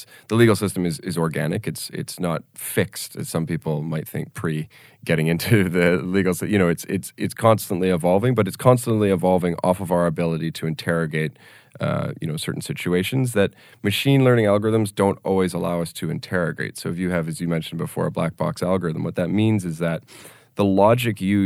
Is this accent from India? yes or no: no; Canada; In Canada now, I'm Canadian